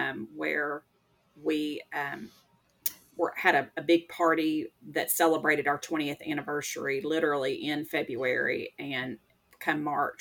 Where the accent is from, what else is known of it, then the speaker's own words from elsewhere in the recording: Stuttgart, Arkansas, United States; also born or lived in East Texas; I am born and bred Arkansan. I am originally from Stuttgart.